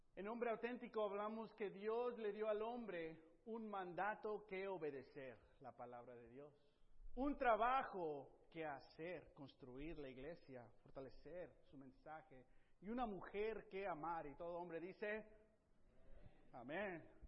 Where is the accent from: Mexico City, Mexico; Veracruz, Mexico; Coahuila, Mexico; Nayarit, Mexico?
Nayarit, Mexico; now in United States; Yo crecí una parte en México, en Nayarit, donde eso no se usa